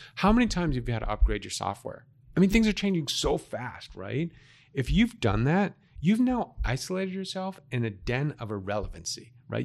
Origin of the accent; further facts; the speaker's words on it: Boston, Massachusetts, United States; now in Arizona, United States; I'm from Massachusetts. I grew up right off of Commonwealth Avenue in Massachusetts